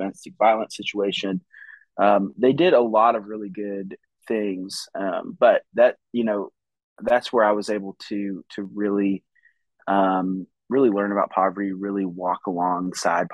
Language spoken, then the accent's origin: English; California, United States; now in Bentonville, United States; Originally, I'm from California, but I live in the Bentonville area now